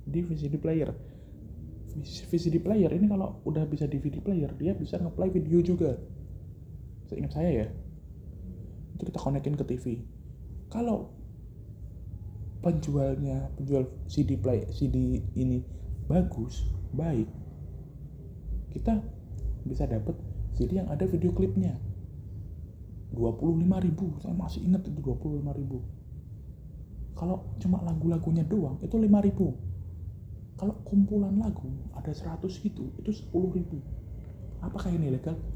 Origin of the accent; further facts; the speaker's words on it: Ngawi, East Java, Indonesia; Kita ke Ngawi, eh, kita anak Ngawi. Misal dulu harus ke Madiun.